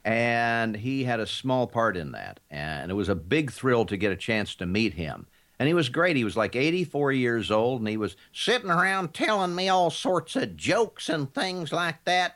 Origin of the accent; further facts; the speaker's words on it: Kansas, United States; I grew up in Kansas